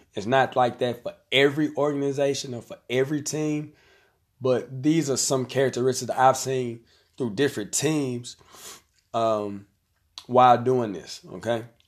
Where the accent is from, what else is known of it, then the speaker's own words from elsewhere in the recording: Conway, Arkansas, United States; I'm gonna use my hometown. So we have a tournament here in Conway